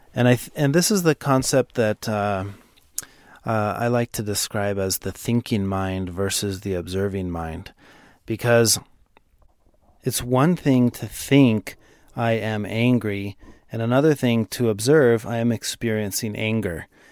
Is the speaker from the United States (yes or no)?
yes; Dallas, Texas, United States; I'm from Dallas